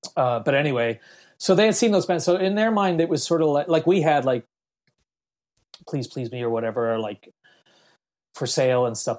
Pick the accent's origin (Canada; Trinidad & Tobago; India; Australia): Canada; Halifax, Nova Scotia; moved away as an adult; also born or lived in Belfast, Northern Ireland / Jamaica; I settled in Middlesackville, which is outside of Halifax, and started to go to elementary school there, which is grade four or something, grade five, that's when I really was living in, in Canada